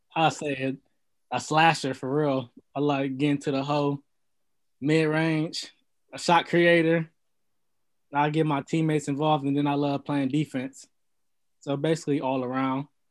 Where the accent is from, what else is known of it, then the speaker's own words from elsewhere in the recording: Lorain, Ohio, United States; I'm from Lorain, Ohio. Um, grew up and raised from there, and I've basically been there my whole life